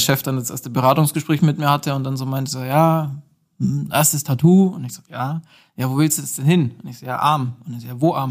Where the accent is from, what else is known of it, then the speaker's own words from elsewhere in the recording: Nördlingen, Bavaria, Germany; moved away as an adult; now in Nuremberg, Germany; komme aus ähm, Nördlingen, also gebürtiger Schwabe